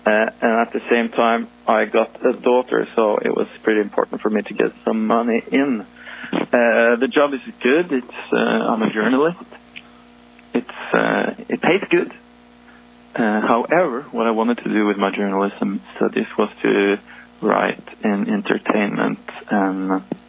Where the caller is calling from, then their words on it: Norway; calling from Norway.